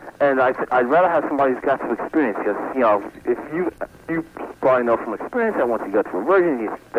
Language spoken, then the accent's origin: English; New York City, New York, United States; also born or lived in Long Island; Yeah, I'm from Queens originally.